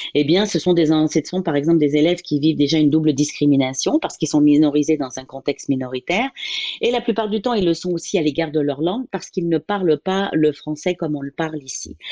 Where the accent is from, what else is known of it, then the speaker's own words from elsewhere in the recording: Paris, Île-de-France, France; je suis originaire euh, de la France, de Paris, pour être plus précise